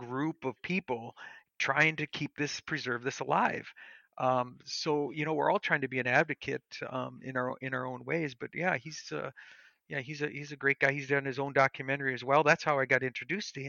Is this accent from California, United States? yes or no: no; Bismarck, North Dakota, United States; here in Bismarck, North Dakota, same city as me, my hometown